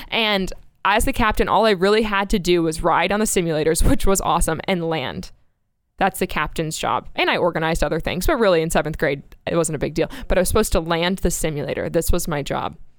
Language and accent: English; Space Coast, Florida, United States; moved away as an adult; also born or lived in Myrtle Beach, South Carolina / Kyiv, Ukraine; now in Texas, United States; grew up on the Space Coast area